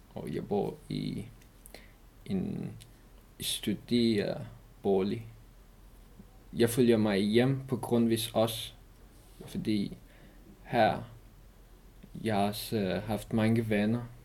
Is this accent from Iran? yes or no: yes; Iran; Danish is a second language; moved away as an adult; also born or lived in Afghanistan; now in Denmark; jeg kom fra Afghanistan, men jeg er opvokset i Iran